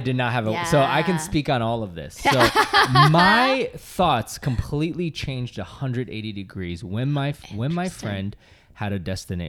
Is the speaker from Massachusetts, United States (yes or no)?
yes; Massachusetts, United States; we're from Massachusetts